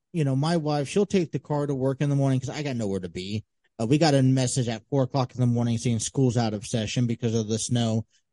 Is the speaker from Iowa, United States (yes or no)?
no; San Diego, California, United States; But even we try to go up to Mount Julian, which is like the closest place from San Diego to see snow.